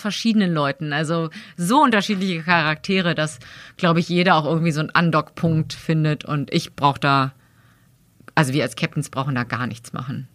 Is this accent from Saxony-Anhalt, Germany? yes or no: no; Berlin, Germany; moved away as an adult; also born or lived in Cologne; Ich komme halt aus dem Westberlin